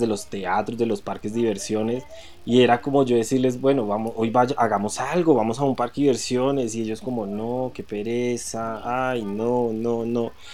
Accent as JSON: {"language": "Spanish", "town": "Granada", "country": "Colombia", "tie": "born or raised there", "moved": "yes", "lives_now": "Bogotá, Colombia"}